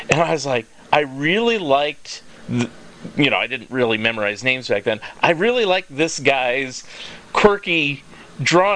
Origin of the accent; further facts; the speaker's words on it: California, United States; I grew up in California, so I'm on the West Coast.